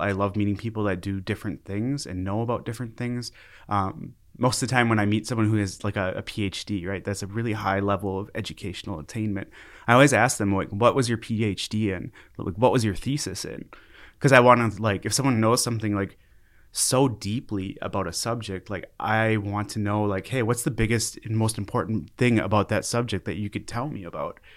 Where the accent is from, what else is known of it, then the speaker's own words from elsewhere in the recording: Brooklyn Park, Minnesota, United States; moved away as an adult; now in Fargo, United States; I grew up in Brooklyn Park, Brooklyn Center area, uh, and that's a suburb of Minneapolis.